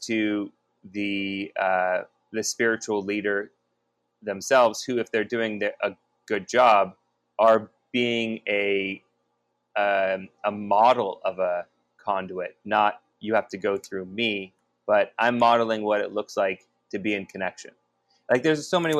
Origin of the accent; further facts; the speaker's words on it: Bay Area, California, United States; growing up in the Bay Area